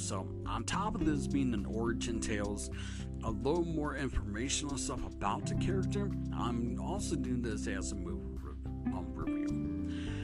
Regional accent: Michigan, United States; I'm actually from Michigan

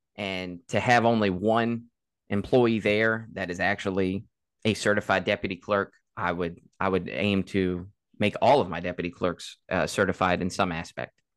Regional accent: Caroline County, Virginia, United States; born and raised in Caroline

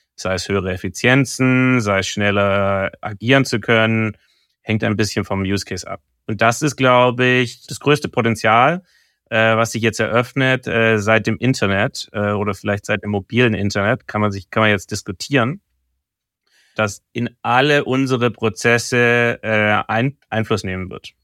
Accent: Stuttgart, Baden-Württemberg, Germany; now in Hamburg, Germany; meiner Heimatstadt

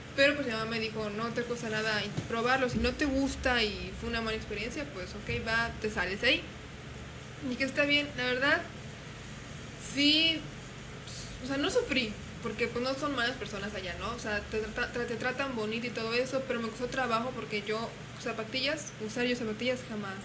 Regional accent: Guanajuato, Mexico; moved away; yo soy de Guanajuato

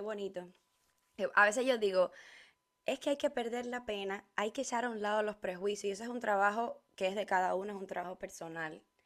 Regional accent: Cuba; La primera vez que yo salí de Cuba fue a Argentina

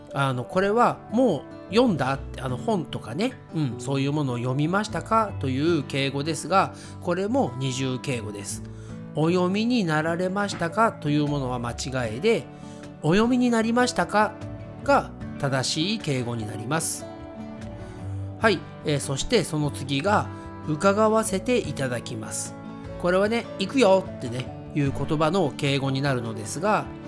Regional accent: Japan; first language Japanese; 私たち日本語のネイティブスピーカーは

